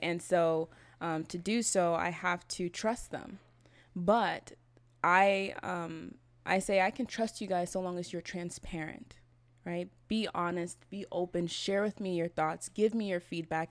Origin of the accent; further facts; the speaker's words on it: Berkeley, California, United States; moved away as an adult; also born or lived in Oakland / San Diego; now in Venice, Los Angeles, United States; I grew up in Berkeley